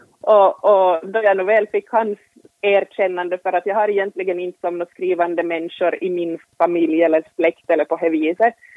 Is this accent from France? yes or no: no; Finland; vi finlandssvenskar